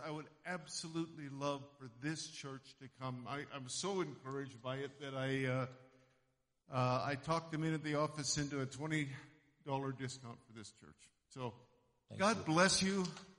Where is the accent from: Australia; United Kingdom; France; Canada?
Canada; I'm from Canada